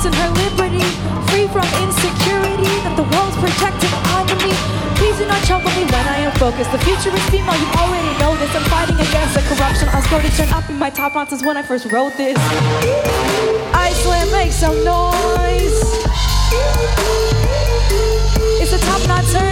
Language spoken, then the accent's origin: English; New York City, New York, United States; I spent some time when I was growing up in New York City, you know, to two fairly traditional Indian parents